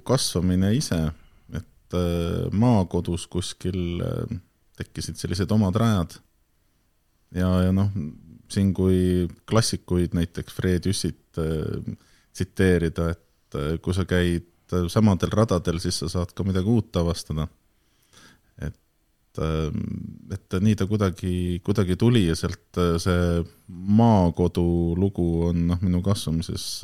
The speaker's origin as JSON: {"language": "Estonian", "town": "Tallinn", "region": "Harju County", "country": "Estonia", "tie": "born or raised there", "said": "siis olen sündinud äh, laagris Tallinna piiril, teinud seal oma esimesed sammud ja esimesed lollused."}